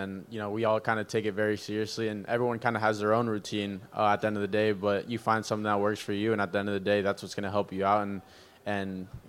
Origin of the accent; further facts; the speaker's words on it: Peru; born there; Yeah, so I was born in Peru. I got a funny story. I was born in Peru. My whole family's from Venezuela, so growing up, kind of that Venezuelan culture, baseball is just in your blood